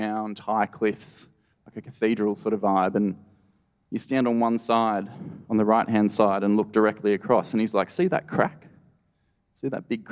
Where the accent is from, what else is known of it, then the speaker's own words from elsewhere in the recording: Blue Mountains, New South Wales, Australia; now in Northern Territory, Australia; I grew up in the Blue Mountains, which is this gorgeous World Heritage listed national park.